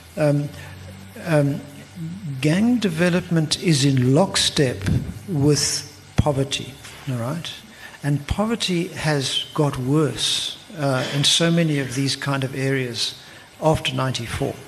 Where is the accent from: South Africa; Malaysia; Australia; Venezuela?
South Africa; Eastern Cape; now in Cape Town, South Africa; I come from the Eastern Cape